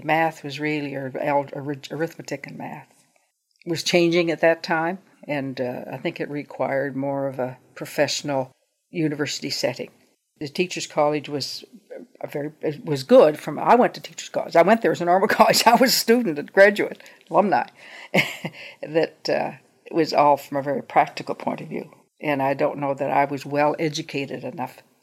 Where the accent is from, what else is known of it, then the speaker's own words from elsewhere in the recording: Truro, Nova Scotia, Canada; I grew up in Truro